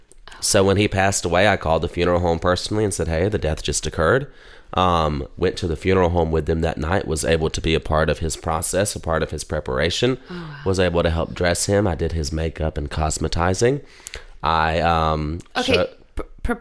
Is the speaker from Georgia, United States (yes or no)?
yes; Baxley, Georgia, United States; moved away; In Baxley, my hometown.